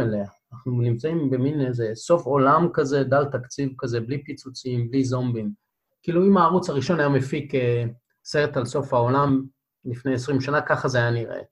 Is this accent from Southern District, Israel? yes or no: yes; Beersheba, Southern District, Israel; אני מבאר שבע, אז המדבר תמיד מציץ לנו מהחלון